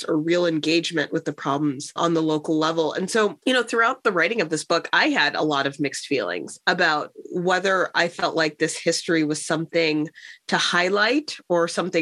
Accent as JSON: {"language": "English", "town": "Chicago", "region": "Illinois", "country": "United States", "tie": "born or raised there", "said": "growing up in Chicago"}